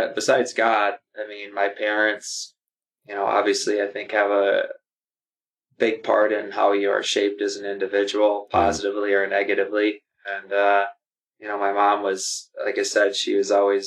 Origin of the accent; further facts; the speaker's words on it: La Crosse, Wisconsin, United States; born and raised in La Crosse, Wisconsin, and still live here all but probably about 3 months of my whole life.